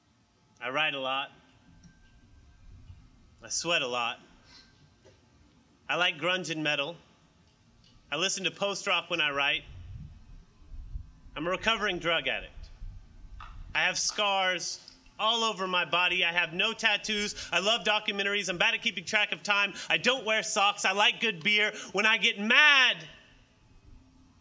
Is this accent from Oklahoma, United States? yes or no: yes; Oklahoma, United States; now in Baton Rouge, United States; I was born and raised in Oklahoma